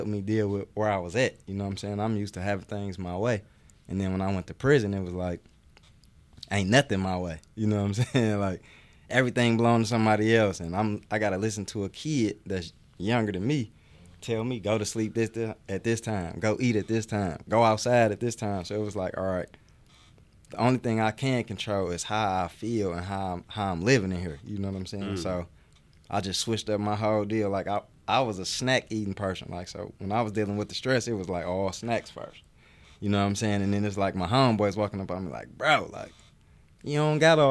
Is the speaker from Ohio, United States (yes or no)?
no; Detroit, Michigan, United States; I'm from Detroit, Michigan. And, you know, growing up, I played sports